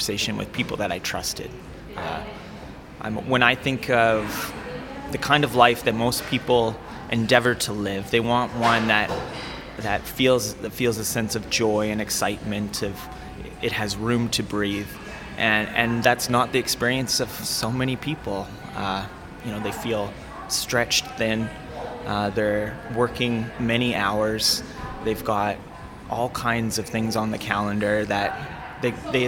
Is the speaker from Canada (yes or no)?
yes; Calgary, Alberta, Canada; I grew up in North Calgary